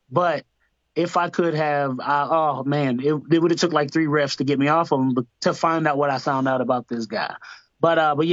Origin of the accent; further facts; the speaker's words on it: Georgia, United States; also born or lived in Tampa, Florida; I'll say I grew up in Georgia, but then um, uh, Tampa raised me.